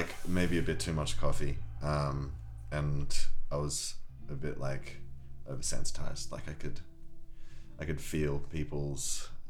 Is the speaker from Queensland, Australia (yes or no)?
yes; Sunshine Coast, Queensland, Australia; also born or lived in Bristol, England / Weston-super-Mare, England; I was born in Bristol and I moved to Australia when I was like 9 years old with my family, and I grew up there on the Sunshine Coast, a beautiful little beach town.